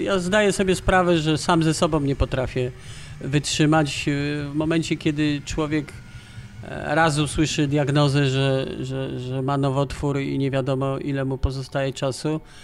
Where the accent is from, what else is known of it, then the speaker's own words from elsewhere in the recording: Kraków, Lesser Poland, Poland; ja jestem, e, Lajkonik, Radow-, Rodowity Lajkonik